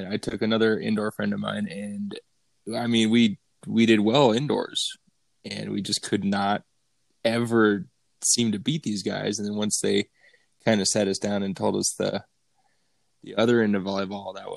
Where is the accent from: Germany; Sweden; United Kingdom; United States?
United States; Elizabeth, Colorado; moved away as an adult; also born or lived in San Diego; I grew up in Elizabeth, Colorado